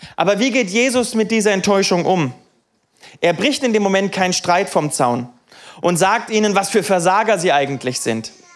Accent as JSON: {"language": "German", "town": "Niefern-Öschelbronn", "region": "Baden-Württemberg", "country": "Germany", "tie": "born or raised there", "said": "ich bin aufgewachsen in Niefern"}